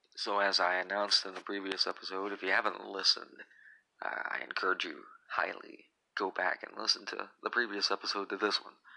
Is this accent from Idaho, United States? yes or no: no; Illinois, United States; I am an Illinois kid. I was born in Illinois